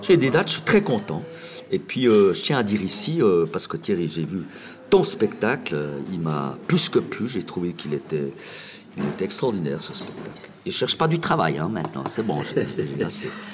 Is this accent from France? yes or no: no; Jura, Switzerland; je suis jurassien